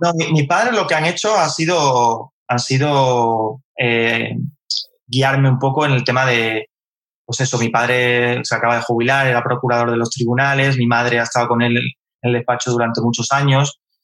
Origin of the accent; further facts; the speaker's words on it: Carmona, Andalusia, Spain; moved away; also born or lived in Madrid; yo soy de Carmona